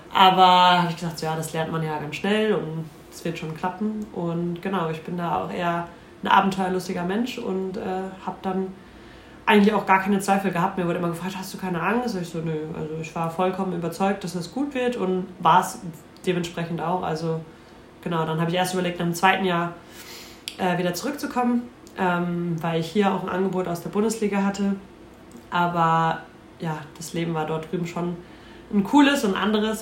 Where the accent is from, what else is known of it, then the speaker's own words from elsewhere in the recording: Dorsten, North Rhine-Westphalia, Germany; moved away as an adult; ich komme von äh, Dorsten, das ist circa eine halbe Stunde von Duisburg entfernt